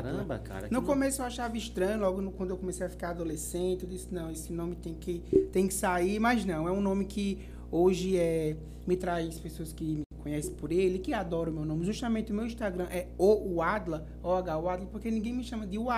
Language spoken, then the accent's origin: Portuguese; Paulo Afonso, Bahia, Brazil; now in Delmiro Gouveia, Brazil; sou Paulo Afonsino.